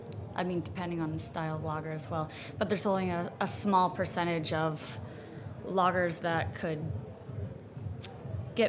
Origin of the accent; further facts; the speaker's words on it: New England, United States; we're from New England